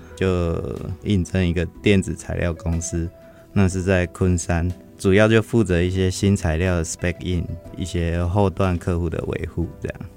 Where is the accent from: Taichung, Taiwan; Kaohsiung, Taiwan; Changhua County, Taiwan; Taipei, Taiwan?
Taichung, Taiwan; Fengyuan; moved away as an adult; now in Hsinchu, Taiwan; 我们的家乡那边就是，呃，台中丰原，就是本来就是糕点，以糕点为，就是一个特色